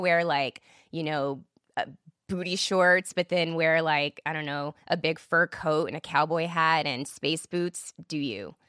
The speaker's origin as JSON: {"language": "English", "town": "Killeen", "region": "Texas", "country": "United States", "tie": "born or raised there", "also_born_or_lived": "Germany", "said": "I grew up right outside of Fort Hood, Texas"}